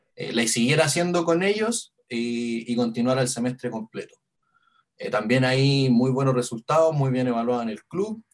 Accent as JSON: {"language": "Spanish", "country": "Chile", "tie": "born or raised there", "said": "el barrio donde, donde viví yo en mi infancia, en la Vía España"}